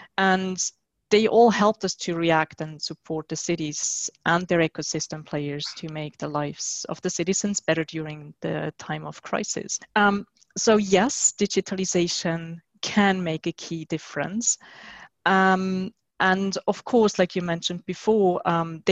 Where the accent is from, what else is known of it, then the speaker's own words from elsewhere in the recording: Switzerland; my home country, which is Switzerland